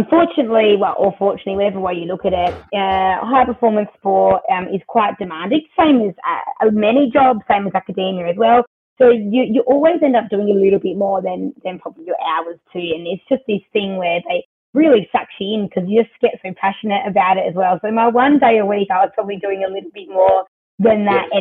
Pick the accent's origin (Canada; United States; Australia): Australia; Adelaide, South Australia; moved away as an adult; now in Melbourne, Australia; born and bred in Adelaide